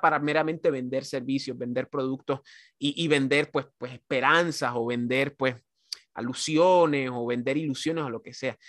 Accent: Puerto Rico; yo como caribeño y como, como puertorriqueño, antillano

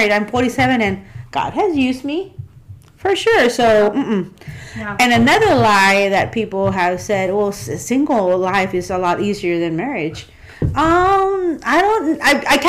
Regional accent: South Texas, United States; moved away as an adult; now in Memphis, United States; I was born and raised in South Texas. I moved to Memphis 11 years ago to serve the Lord here

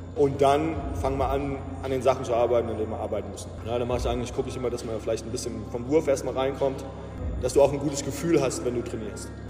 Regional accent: the area around Ramstein, Rhineland-Palatinate, Germany; also born or lived in Iowa / Atlanta; ich bin halt auch hier in der Gegend aufgewachsen

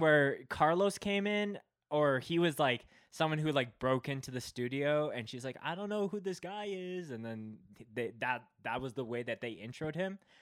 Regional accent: Canada; I'm Canadian

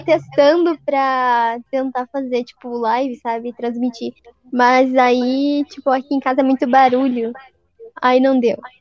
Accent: south of Paraná, Brazil; como eu sou do sul do Paraná, talvez você estranhe o meu sotaque, porque é mais puxado

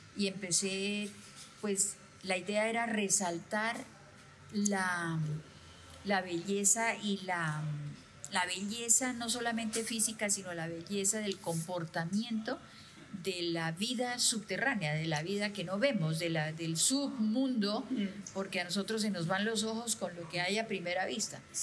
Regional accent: Bucaramanga, Santander, Colombia; nací en Bucaramanga

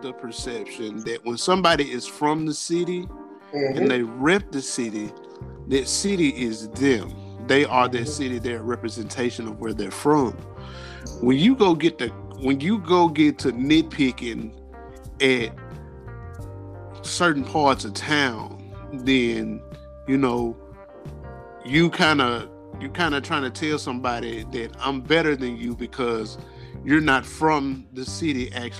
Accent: Memphis, Tennessee, United States; I'm from Memphis, Tennessee.

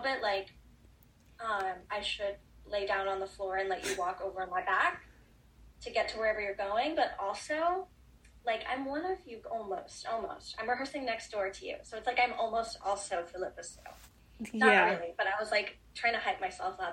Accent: San Antonio, Texas, United States; I grew up in San Antonio

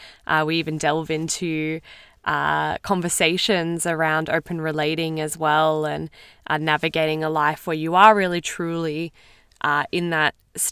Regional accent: Queensland, Australia; We're both from Queensland in Australia, which is awesome.

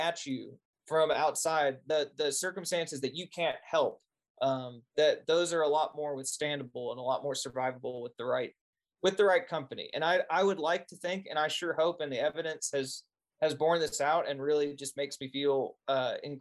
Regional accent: Arkansas, United States; moved away; growing up in Arkansas

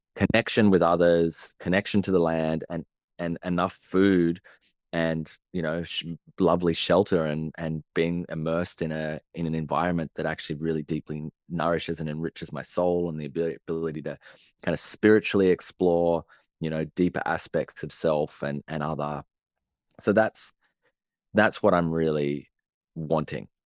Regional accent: Sydney, New South Wales, Australia; I grew up in Sydney, in the city, and on, in the suburbs

